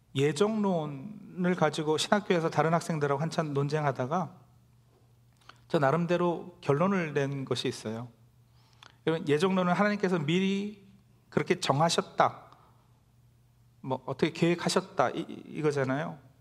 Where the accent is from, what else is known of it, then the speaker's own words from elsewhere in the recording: South Korea; now in New Jersey, United States; 우리 모두도 태어나고 자란 한국을 떠나 이곳 뉴저지에 정착하기까지